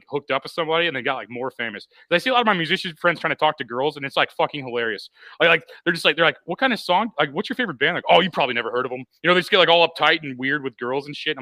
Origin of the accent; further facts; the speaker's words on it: Missouri, United States; I'm from Missouri, so clearly, I'm going to side more with the values of people from Missouri because that's where I'm from